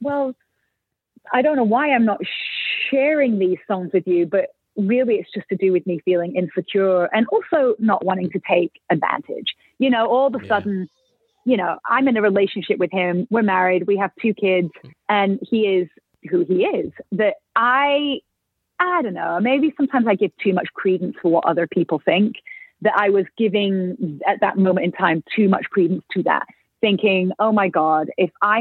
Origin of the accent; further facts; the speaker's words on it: United Kingdom; now in Nashville, United States; being British